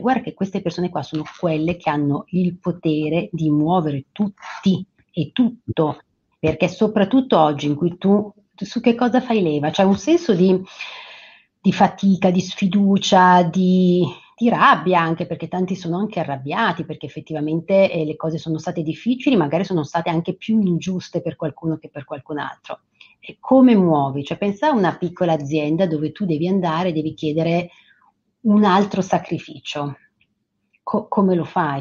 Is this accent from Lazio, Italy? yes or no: no; Franciacorta, Lombardy, Italy; Io vengo dalla Francia corta